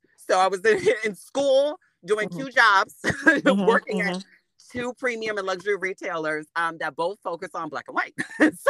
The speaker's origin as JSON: {"language": "English", "region": "New Jersey", "country": "United States", "lives_now": "Atlanta, United States", "said": "really launched me into what is fashion in Atlanta. Of course, I'm coming from New Jersey."}